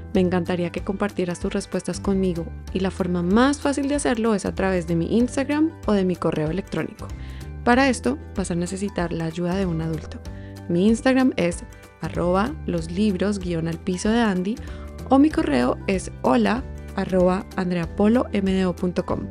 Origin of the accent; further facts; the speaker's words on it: Colombia; soy colombiana